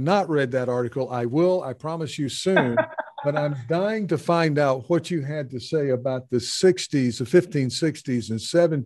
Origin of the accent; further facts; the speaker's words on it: South Carolina, United States; where I grew up in South Carolina